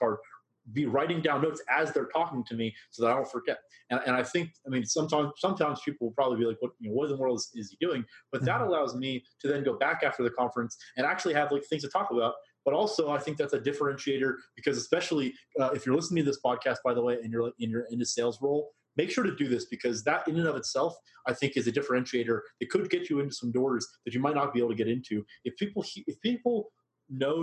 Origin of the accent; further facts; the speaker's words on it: Boston, Massachusetts, United States; I'm from Boston, or I went to school in Boston